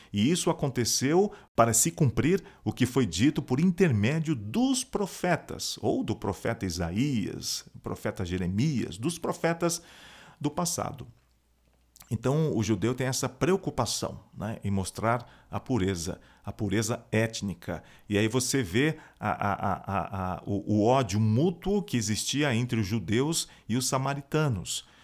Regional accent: Brazil; eu sou um afro-brasileiro

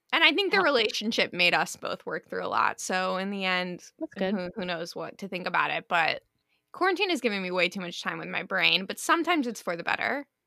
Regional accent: East Coast, United States; now in Los Angeles, United States; I'm from the East Coast

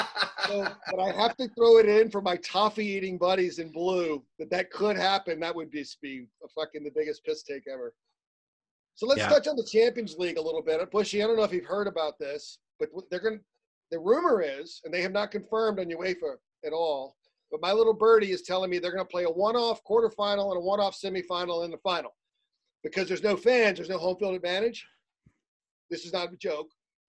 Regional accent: Mississippi, United States; I don't know much about soccer. I'm from Mississippi.

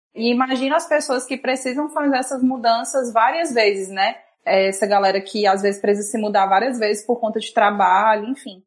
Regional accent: Fortaleza, Ceará, Brazil; nós aqui que nascemos no Brasil, nascemos no Nordeste, né, numa, numa cidade como Fortaleza

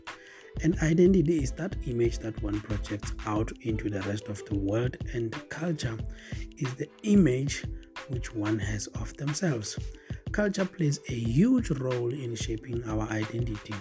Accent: Limpopo, South Africa; moved away; I was born in Africa, and even though I was born in Limpopo, even though I don't live there every day today, it's definitely a huge part of me.

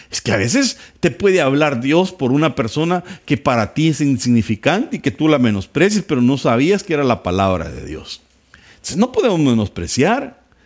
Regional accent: El Salvador; soy salvadoreño, guanaco, vengo de un pueblo

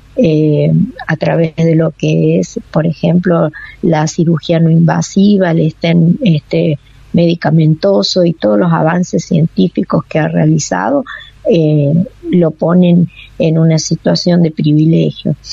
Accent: La Rioja, Argentina; nosotros como riojanos

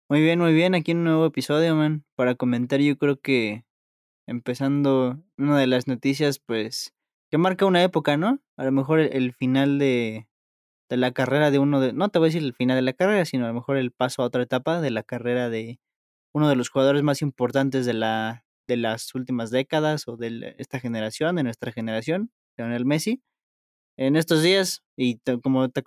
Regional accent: Mexico; a lo mejor uno como mexicano, no sé, ya le gusta su liga

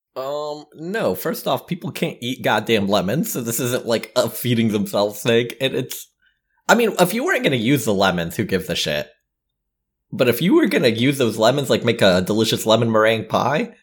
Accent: the South, United States; growing up in the South

